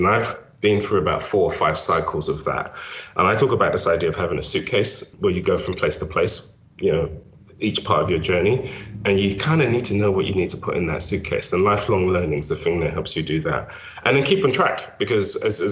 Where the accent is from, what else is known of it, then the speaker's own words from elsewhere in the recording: London, United Kingdom; moved away as an adult; also born or lived in Nigeria; now in United States; I was born in Nigeria, grew up in South London, didn't come to the States until I was in my 30s